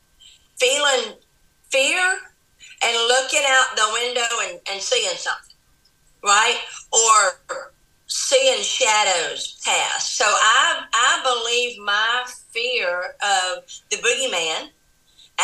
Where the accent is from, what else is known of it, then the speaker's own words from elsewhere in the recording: Andalusia, Alabama, United States; I grew up in a small town in South Alabama called Andalusia, Alabama